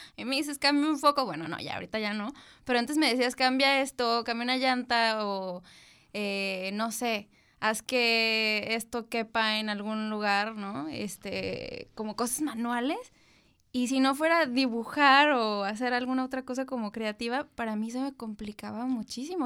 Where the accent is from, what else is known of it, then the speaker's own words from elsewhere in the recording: Tijuana, Baja California, Mexico; also born or lived in Mexico City; soy una mujer de 32 años que nació en la Ciudad de México. Siempre me he definido como una chilanga orgullosa, pero llegué aquí desde los 9 años, entonces soy de Tijuana